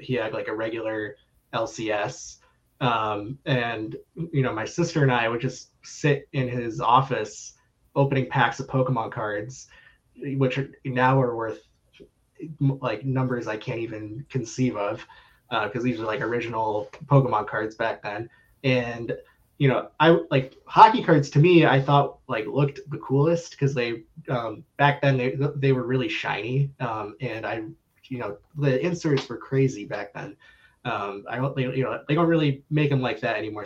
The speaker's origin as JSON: {"language": "English", "town": "Coral Springs", "region": "Florida", "country": "United States", "tie": "born or raised there", "moved": "yes", "lives_now": "Chicago, United States", "said": "born in Chicago, but I actually spent most of my life in South Florida in a small city called Coral Springs"}